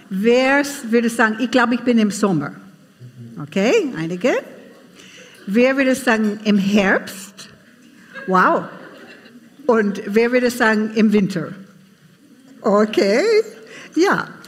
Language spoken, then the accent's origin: German; United States; now in Austria; aber ich bin keine Salzburgerin. Ich komme aus USA und ich habe einen Mann aus Vorarlberg geheiratet.